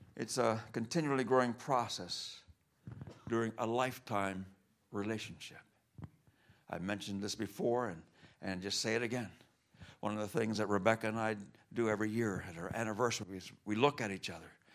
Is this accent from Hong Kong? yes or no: no; Cuba; moved away; I grew up in Cuba